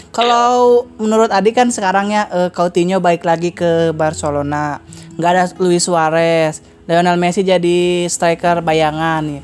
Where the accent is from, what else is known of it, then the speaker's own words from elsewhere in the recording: Tangerang, Banten, Indonesia; karena saya orang Tangerang